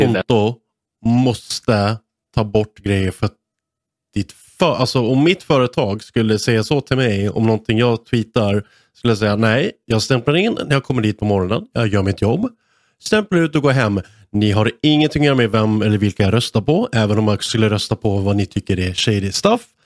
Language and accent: Swedish; Sweden; som svensk